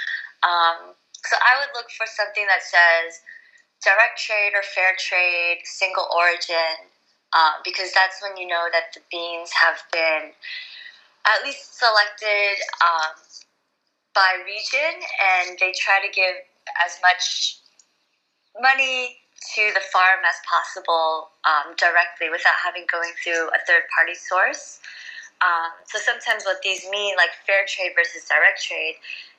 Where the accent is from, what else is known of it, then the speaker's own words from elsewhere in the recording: New Jersey, United States; also born or lived in New York City; I grew up in New York City, like, I mean, in New Jersey, I was born in New York City